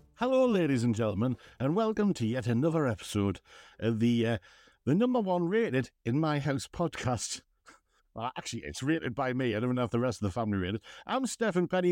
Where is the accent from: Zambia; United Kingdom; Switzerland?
United Kingdom; West Moor, North East England; I was from West Moor